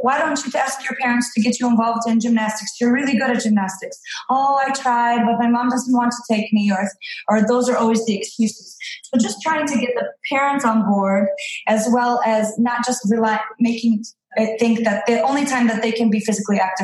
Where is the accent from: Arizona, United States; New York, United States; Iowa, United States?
New York, United States; Niagara Falls; moved away; I come from New York, Niagara Falls, where we have lake effect snow